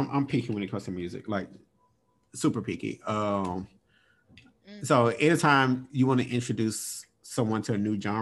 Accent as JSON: {"language": "English", "region": "Mississippi", "country": "United States", "said": "my family, I'm from Mississippi"}